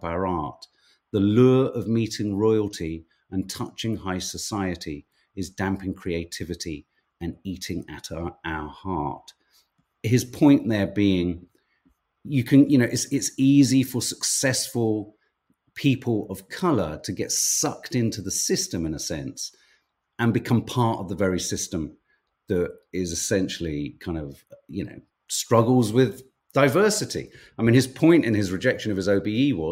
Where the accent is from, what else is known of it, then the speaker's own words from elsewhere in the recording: Birmingham, West Midlands, United Kingdom; I was born in Handsworth